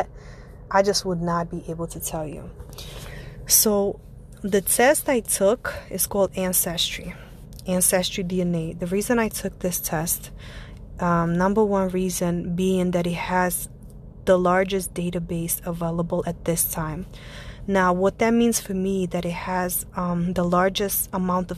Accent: Ivanovo, Ivanovo Oblast, Russia; now in United States; I am born and raised Russian. I come from a city. It's called the City of Brides. It's called Ivanova, and it's located not too far from Moscow

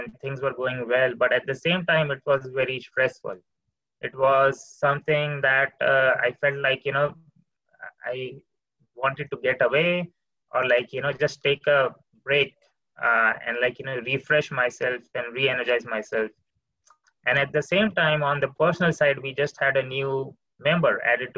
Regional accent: India; moved away; I come from India

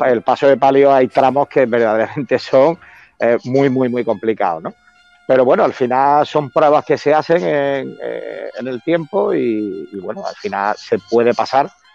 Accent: Córdoba, Andalusia, Spain; mi tierra, como también en Córdoba

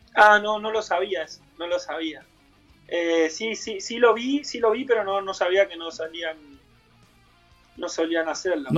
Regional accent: San José, Buenos Aires, Argentina; yo soy de ahí, yo soy de San José

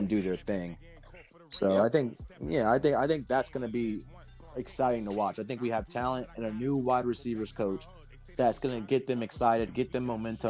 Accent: Pickerington, Ohio, United States; my hometown, Columbus, Pickerington

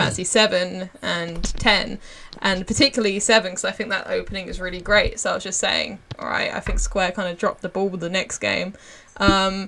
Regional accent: South East England, United Kingdom; I'm from, like, the farm bit of England

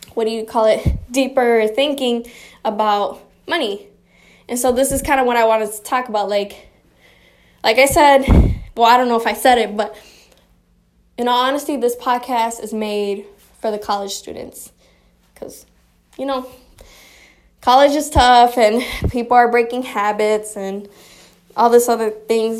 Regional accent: Chicago, Illinois, United States; also born or lived in Michigan; Born and raised in Chicago

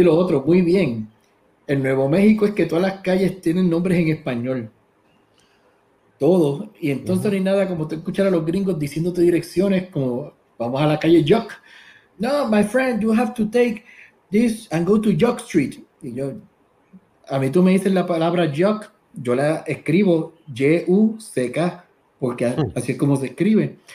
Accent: Puerto Rico; now in United States; somos boricua

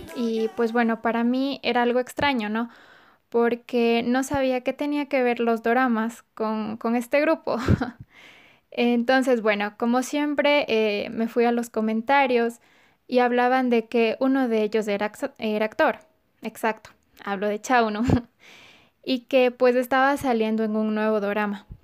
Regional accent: Ecuador; soy de Ecuador.

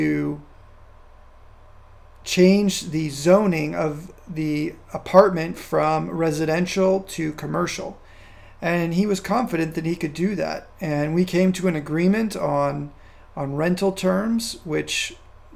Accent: California, United States; moved away as an adult; also born or lived in Virginia; now in Casablanca, Morocco; where I grew up in California or even where I've lived across the United States and Virginia and other places

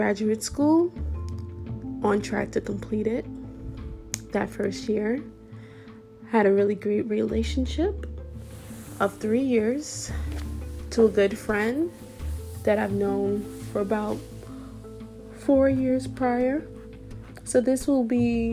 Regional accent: Brooklyn, New York, United States; also born or lived in Buffalo, New York; went to school in a different city than my hometown. So went to school in Buffalo, New York, and I'm from Brooklyn

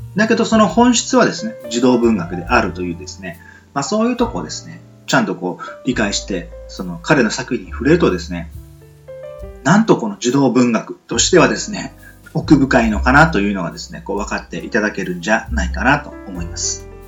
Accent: Nichinan, Miyazaki, Japan; 僕のふるさとは、えー、宮崎県日南市と言いまして

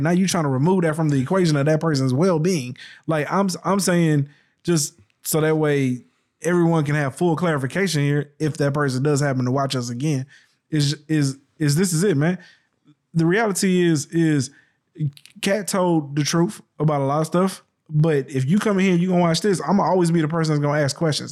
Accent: the South, United States; I grew up in the South

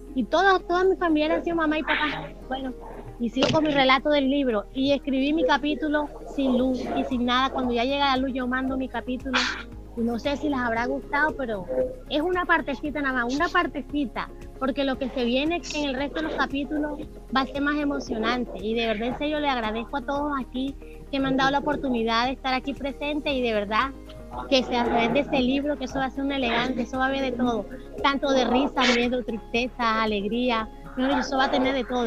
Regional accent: Valledupar, Cesar, Colombia; also born or lived in Líbano, Tolima; Yo nací en el Líbano, Tolima, eh, me crié un, aquí en Valledupar, Cesar, Colombia, y aquí he estado todo el tiempo

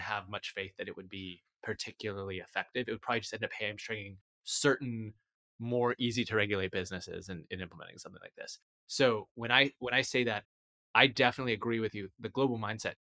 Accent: United States; as an American

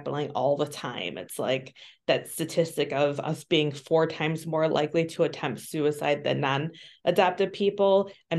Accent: Midwest, United States; also born or lived in Bogota, Colombia; I was born in Bogota, Colombia, and I was sold to a white Jewish couple in the Midwest. So I was taken to the Midwest, and that's where I grew up.

